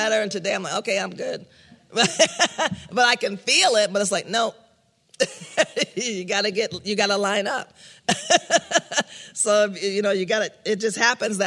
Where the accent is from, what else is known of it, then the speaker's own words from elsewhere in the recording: New York, United States; moved away; I grew up in New York